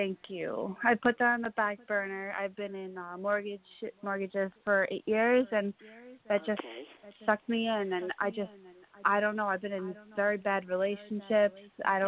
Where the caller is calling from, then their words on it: Holbrook, New York, United States; Suffolk, Holbrook.